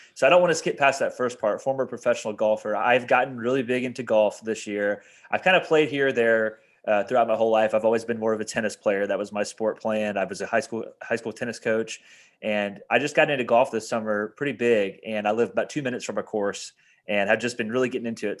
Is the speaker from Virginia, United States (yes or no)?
no; Indiana, United States; moved away as an adult; back in my hometown in Indiana.